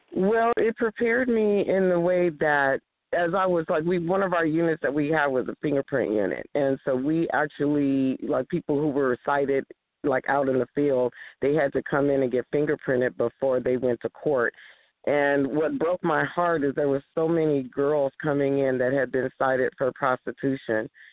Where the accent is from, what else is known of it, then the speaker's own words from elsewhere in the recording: East Palo Alto, California, United States; also born or lived in Houston, Texas; I actually was born in Houston, Texas. Woo, Houston and then we moved to my parents. We moved to California in 1965. So I was raised in East Palo Alto